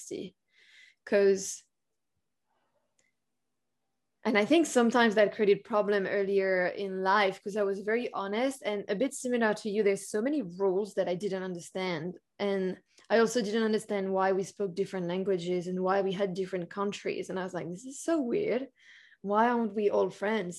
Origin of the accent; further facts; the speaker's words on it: France; I was born in France